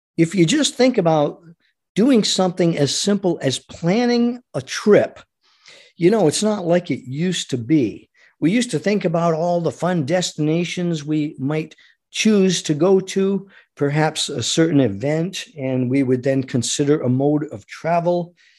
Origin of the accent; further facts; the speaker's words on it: United States; as an American